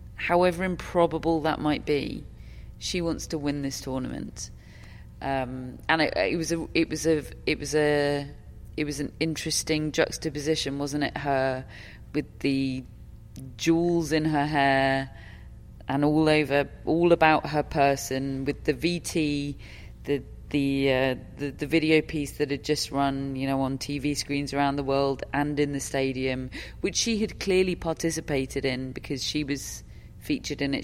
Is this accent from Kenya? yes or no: no; United Kingdom; I'm I'm British